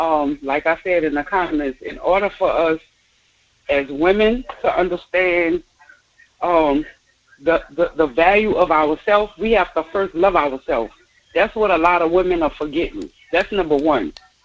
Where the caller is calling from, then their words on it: Harvey, United States; I'm calling from Harvey.